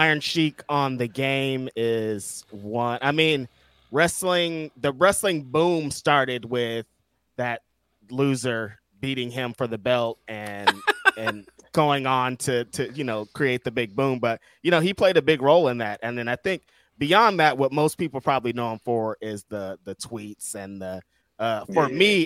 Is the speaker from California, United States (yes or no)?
yes; California, United States; I'm from California